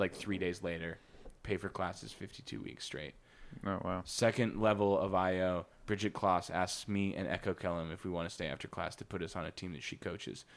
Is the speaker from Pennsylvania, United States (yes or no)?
no; Wisconsin, United States; moved away as an adult; also born or lived in Missouri; now in Los Angeles, United States; I was born in Missouri, moved to Wisconsin when I was like four